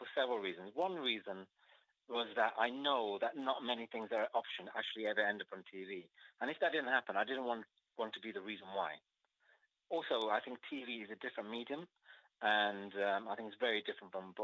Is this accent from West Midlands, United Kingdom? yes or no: yes; Wolverhampton, West Midlands, United Kingdom; my life growing up in Wolverhampton